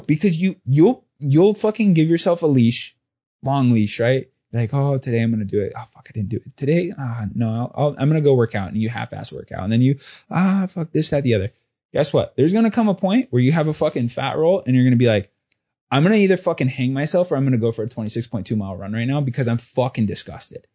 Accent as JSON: {"language": "English", "region": "Southern California", "country": "United States", "tie": "born or raised there", "also_born_or_lived": "New York", "moved": "yes", "said": "growing up in Southern California and my dad being a cop"}